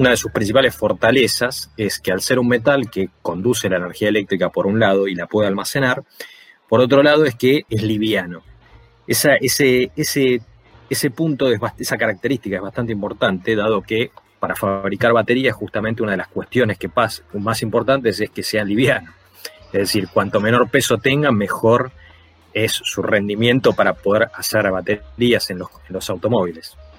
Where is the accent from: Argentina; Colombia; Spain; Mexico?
Argentina; somos nosotros, es Argentina